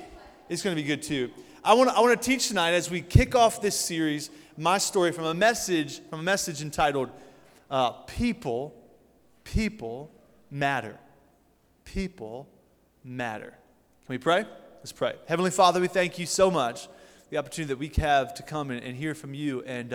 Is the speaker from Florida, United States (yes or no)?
no; Canton, Ohio, United States; So I'm from Canton, Ohio. Coming from a great church called Faith Family Church and a student ministry called The United.